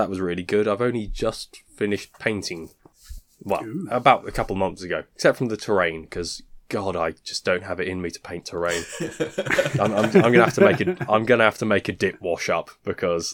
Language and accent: English; United Kingdom; I am a British arsehole.